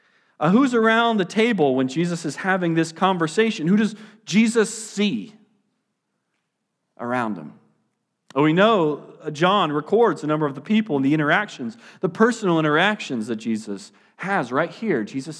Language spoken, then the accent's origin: English; Cincinnati, Ohio, United States; born there; where am I from? It's kind of hard for me to answer because I've lived a lot of different places. I was born in Cincinnati, and so I love Skyline Chili.